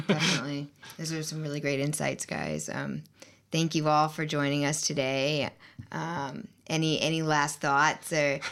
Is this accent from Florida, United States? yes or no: yes; Tampa, Florida, United States; moved away; I'm from Tampa, Florida, and there was a lot of red there, even in my family